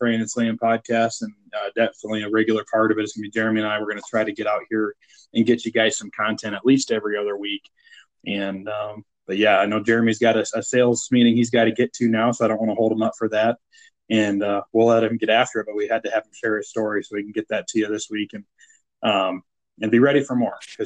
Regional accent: Iowa, United States; moved away; growing up in Iowa

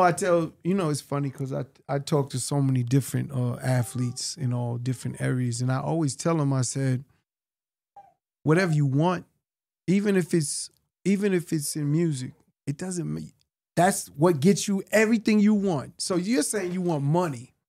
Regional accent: New York City, New York, United States; for all my adolescent years, you know, just growing up in Hollis, Queens

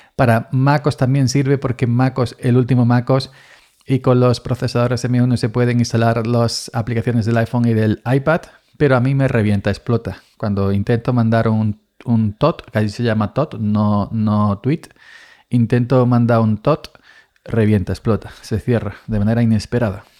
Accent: Andalusia, Spain; naciendo en cortijo y en cortijo me, me crié

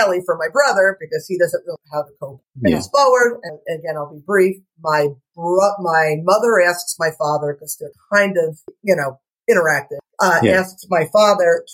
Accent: New Jersey, United States; now in Stuart, United States; I'm from Jersey. My parents are from North Jersey, and my father worked in the city

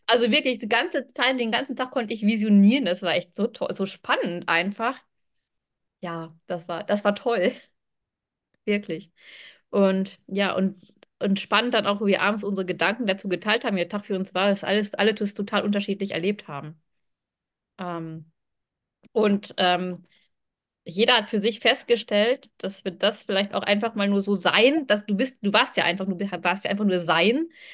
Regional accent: Germany; von Germany

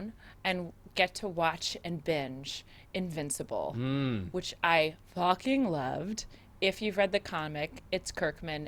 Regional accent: San Diego, California, United States; also born or lived in Okinawa, Japan / Oceanside, California; I was born in Okinawa, Japan. My dad was in the military. He was in the Marine Corps. And then eventually we moved to Southern California. So I actually spent most of my life, I grew up in San Diego

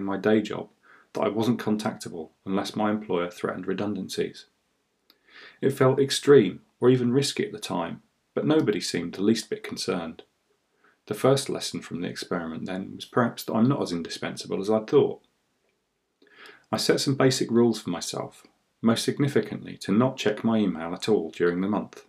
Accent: United Kingdom; I am British

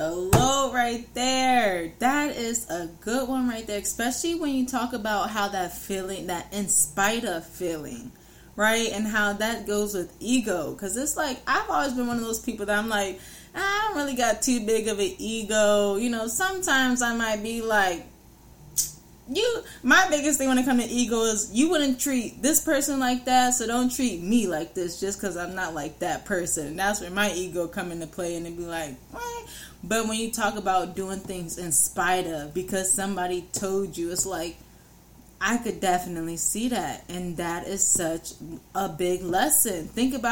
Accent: New York, United States; I'm from New York

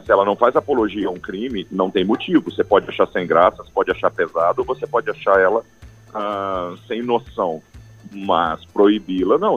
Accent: Goiás, Brazil; eu sou de Goiás

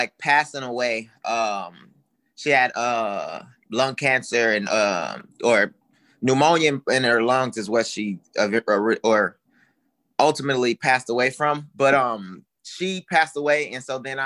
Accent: Houston, Texas, United States; I grew up in Houston, Texas

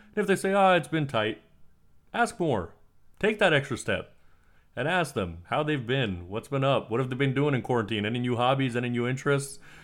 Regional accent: United States; I was born in the United States, but I'm from a foreign family

